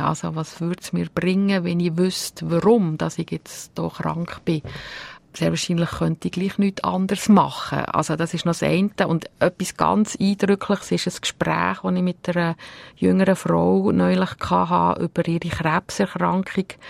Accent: Bern, Switzerland; moved away; also born or lived in Uster, Zurich; wir sind ja in Gebiet aufgewachsen im Kanton Bern

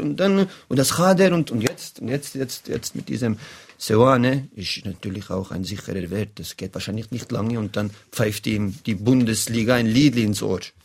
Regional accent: Bern, Switzerland; als Berner

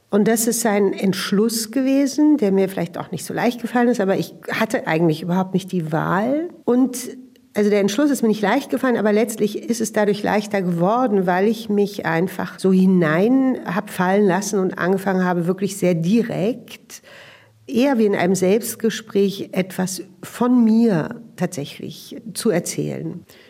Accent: Berlin, Germany; Ich bin ähm, in Westberlin aufgewachsen, in dem Arbeiterbezirk Neukölln in den 70er Jahren.

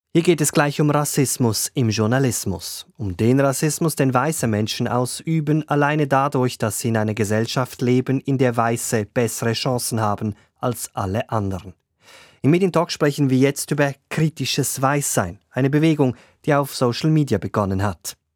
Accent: Switzerland; bei uns in der Schweiz

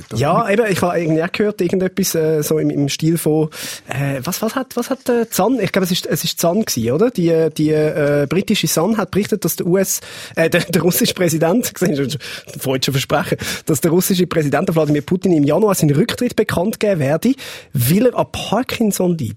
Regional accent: Switzerland; er hat gesehen, wir sind Schweizer

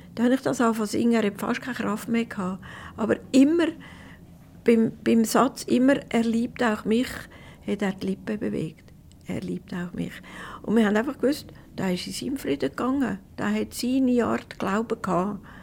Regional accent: Prättigau, Graubünden, Switzerland; ins Brettigau, wo es meine Heimat ist

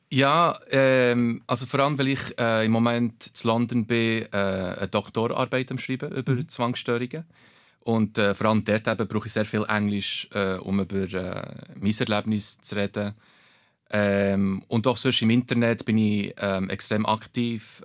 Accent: Bernese Oberland, Switzerland; German is a second language; Aber ich bin im Berner Oberland aufgewachsen, bin dort geboren

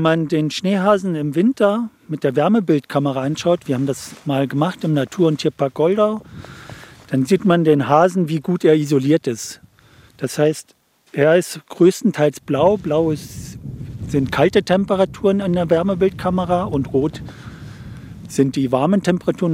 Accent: Baden, Aargau, Switzerland; moved away; die Stadt Baden, meine alte Heimat, ein Stück Limmat abwärts von Zürich

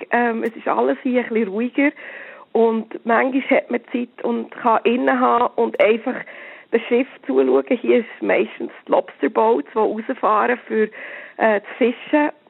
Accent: Switzerland; Und gerade als Schweizer muss man da manchmal wirklich ein Lehrgeld zahlen.

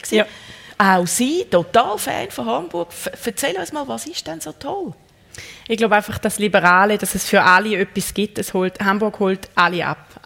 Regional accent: Zurich, Switzerland; ja, das kann ich als Zürcherin

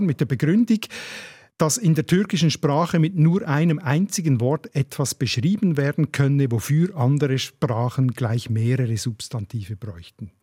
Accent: Basel, Basel-Stadt, Switzerland; ich als Basler und Basel-Fan.

